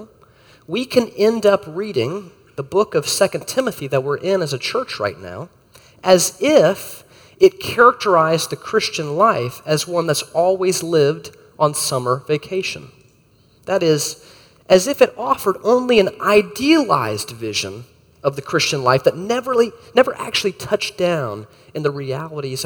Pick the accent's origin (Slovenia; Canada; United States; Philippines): United States; Florida; As a kid growing up in Florida